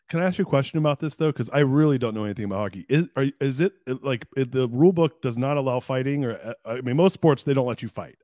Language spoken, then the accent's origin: English; Anaheim, California, United States; I was born in Anaheim, and I grew up in Orange County.